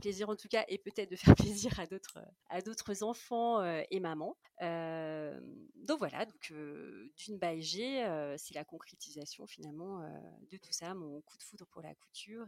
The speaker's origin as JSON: {"language": "French", "town": "Saint-Étienne", "region": "Auvergne-Rhône-Alpes", "country": "France", "also_born_or_lived": "Paris / Reims / Michigan", "moved": "yes", "lives_now": "United States", "said": "je suis originaire de Saint-Étienne"}